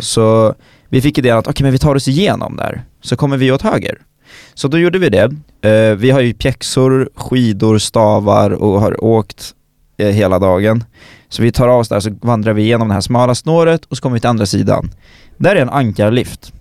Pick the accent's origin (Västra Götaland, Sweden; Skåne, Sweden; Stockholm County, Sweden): Stockholm County, Sweden; Stockholm; som stockholmare